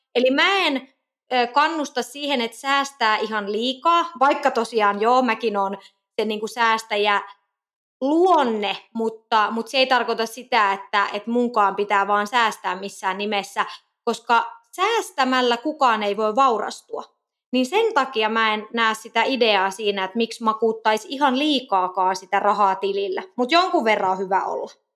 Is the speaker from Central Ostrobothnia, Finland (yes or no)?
yes; Kokkola, Central Ostrobothnia, Finland; also born or lived in Helsinki; now in Nokia, Finland; Mä oon muuten Kokkolasta kotoisin